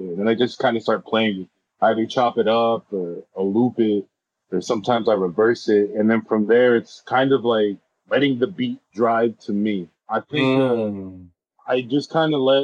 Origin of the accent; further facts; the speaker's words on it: Los Angeles, California, United States; I'm from born and raised in Los Angeles